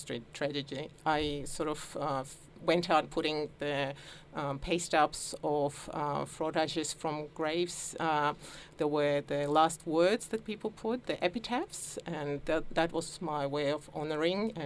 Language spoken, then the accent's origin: English; Georgia; now in Melbourne, Australia; as a child I sort of lived through a turbulent time of some war, and Georgia. I come from Georgia